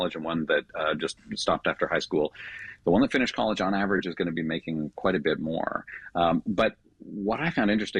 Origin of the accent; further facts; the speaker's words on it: Canada; moved away; I grew up in Canada